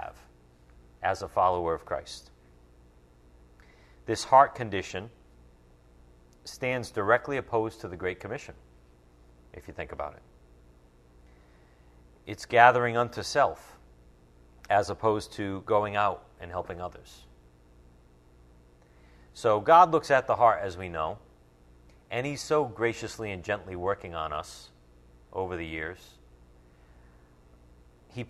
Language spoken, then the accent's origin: English; United States; as American believers